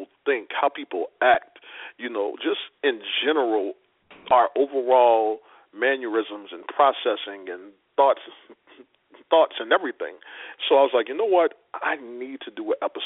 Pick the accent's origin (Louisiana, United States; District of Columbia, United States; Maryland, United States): Louisiana, United States; New Orleans; now in Washington, D.C., United States; I'm originally from New Orleans. I stay in Washington, D.C.